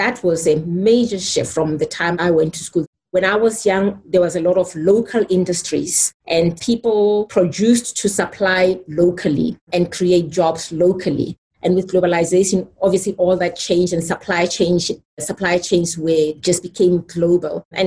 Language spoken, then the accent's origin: English; Soweto, Gauteng, South Africa; When I grew up in Soweto, we had no electricity in my home.